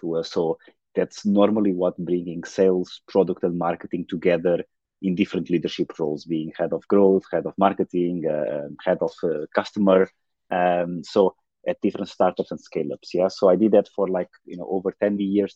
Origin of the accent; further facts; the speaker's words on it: Portugal; I was born in Portugal, a small town south of Porto